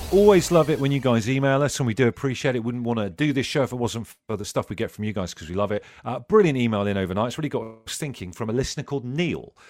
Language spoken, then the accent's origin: English; Brixham, South West England, United Kingdom; growing up in Brixham in Devon